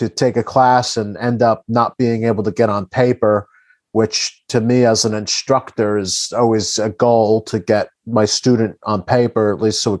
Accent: New Jersey, United States; I'm from Jersey

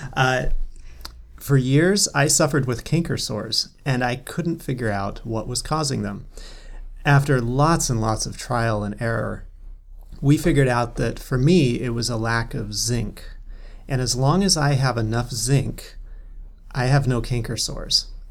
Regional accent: North Cascades, Washington, United States; I grew up in the North Cascades

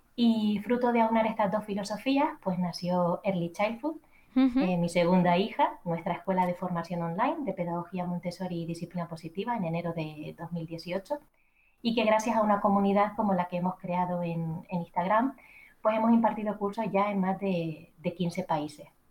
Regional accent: Canary Islands, Spain; accent: Canarian; moved away as an adult; now in Madrid, Spain; antes de dejar mis queridas Islas Canarias, mi acento me delata

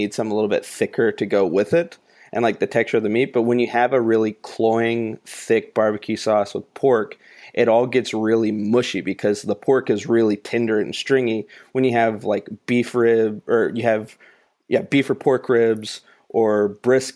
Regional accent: High Point, North Carolina, United States; I was born in High Point, North Carolina. There are multiple biscuit barbecue actual like shacks in my hometown, and I've eaten pork barbecue my entire life

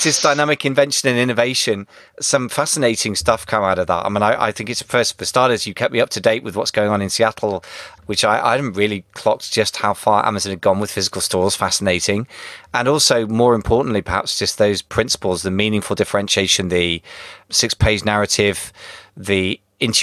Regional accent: United Kingdom; as a British person

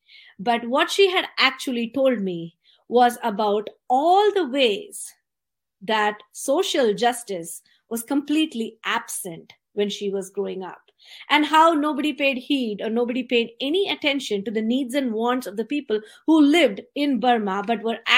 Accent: San Jose, California, United States; it's raining here in Northern California. I am logging in from San Jose.

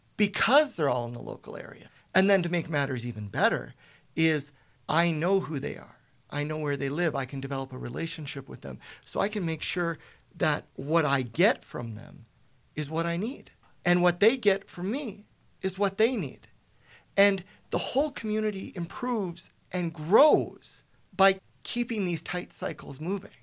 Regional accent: Spruce Grove, Alberta, Canada; moved away as an adult; also born or lived in Toronto / Ontario; I was born and raised in Spruce Grove

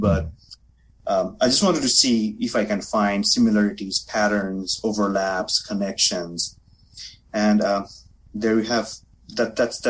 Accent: India; first language Bengali; English is a second language; I am from India

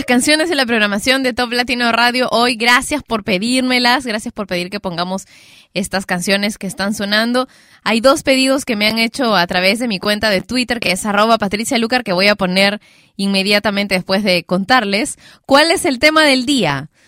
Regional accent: Peru; acá en mi, en mi país, Perú

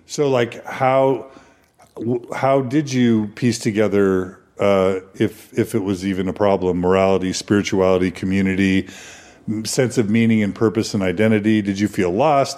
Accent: Houston, Texas, United States; I grew up in Houston

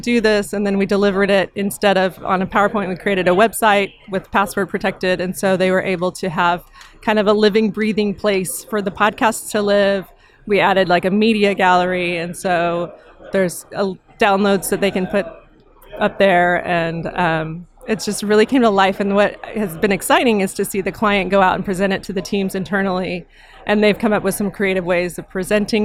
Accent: Austin, Texas, United States; It's my hometown

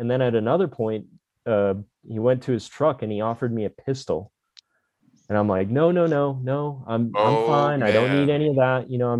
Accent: Florida, United States; I'm from Florida.

